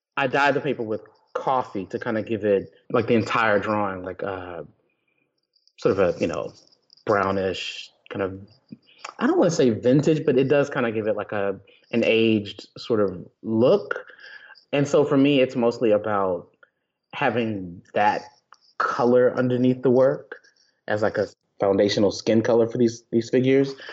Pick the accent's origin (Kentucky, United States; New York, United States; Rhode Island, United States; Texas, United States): Texas, United States; I grew up Baptist in Texas